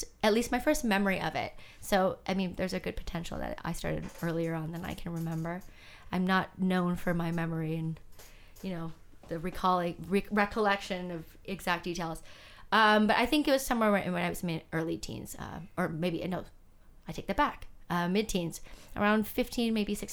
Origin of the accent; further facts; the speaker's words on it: Canada; I was born in Canada, raised in Canada, in a mixed race household